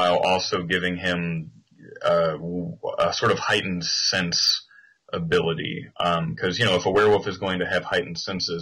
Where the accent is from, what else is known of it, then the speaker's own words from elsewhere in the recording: southern Illinois, United States; I grew up in the Midwest in the States. You know, I grew up in a southern area of Illinois